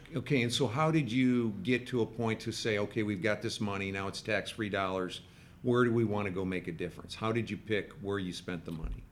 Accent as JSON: {"language": "English", "region": "Midwest", "country": "United States", "moved": "yes", "lives_now": "Dallas, United States", "said": "I'm from the Midwest and I came to Dallas in the early 80s."}